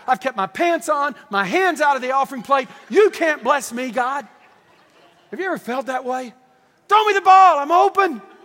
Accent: Deep East Texas, United States; I'm from Deep East Texas

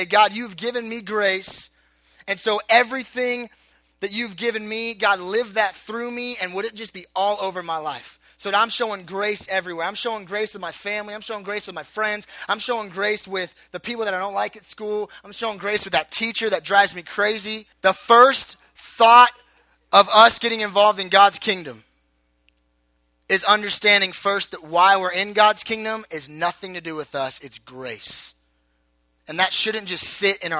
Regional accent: Southern California, United States; I was born in Southern California

